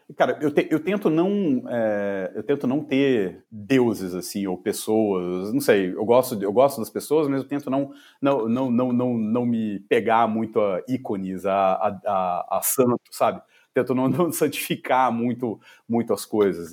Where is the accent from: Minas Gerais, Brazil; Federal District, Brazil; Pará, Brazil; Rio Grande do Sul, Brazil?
Minas Gerais, Brazil; Juiz de Fora; eu sou de Juiz de Fora, de Minas.